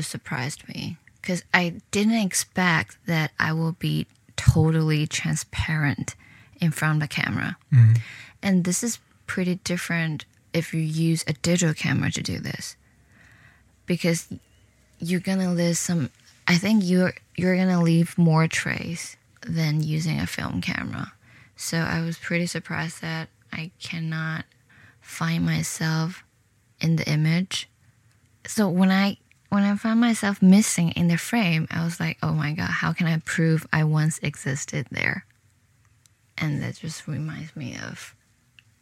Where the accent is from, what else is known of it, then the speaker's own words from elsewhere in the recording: Shenzhen, Guangdong, China; moved away as an adult; also born or lived in Hong Kong / United Kingdom / Providence, Rhode Island; now in New York City, United States; I'm from China. A city in the south, a river across Hong Kong. I wasn't born there, but I spent 10 years living in the city